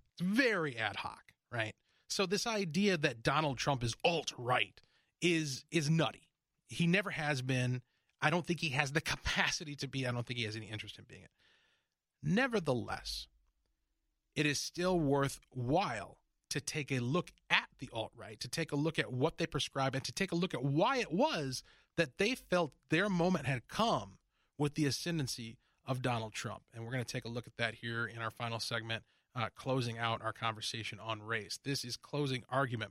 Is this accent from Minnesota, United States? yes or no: yes; Minnesota, United States; also born or lived in Detroit, Michigan; I grew up in Detroit for a few years, and then we moved here to Minnesota. You know, this is where I came of age, where I went to high school